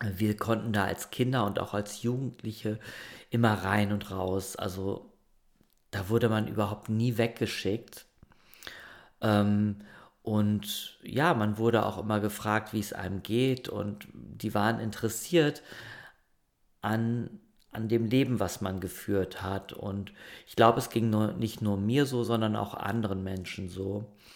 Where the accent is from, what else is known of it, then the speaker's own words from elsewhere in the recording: Germany; moved away; das Dorf, ähm, wo ich groß geworden bin